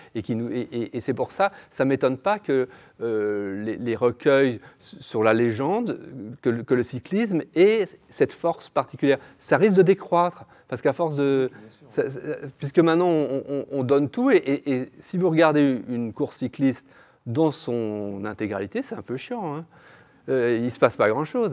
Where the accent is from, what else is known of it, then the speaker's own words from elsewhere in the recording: Brussels, Brussels-Capital Region, Belgium; now in Berlin, Germany; je suis belge, je suis bruxellois, et nous avions Eddy Merckx. Quand j'étais petit, il y avait Eddy Merckx.